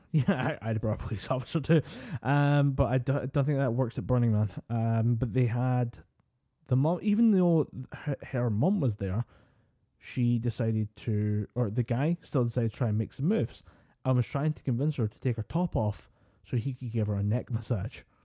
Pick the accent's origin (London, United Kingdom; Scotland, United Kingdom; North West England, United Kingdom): Scotland, United Kingdom; we're Scottish